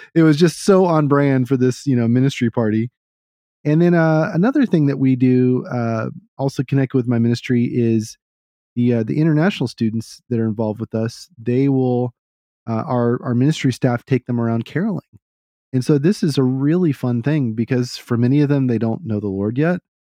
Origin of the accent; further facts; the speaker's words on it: Texas, United States; being a Texan, I try to talk in a certain way